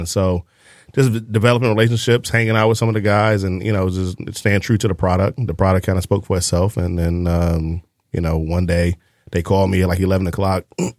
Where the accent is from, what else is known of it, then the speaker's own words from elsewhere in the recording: Detroit, Michigan, United States; moved away; also born or lived in Tampa; Born and raised in Detroit.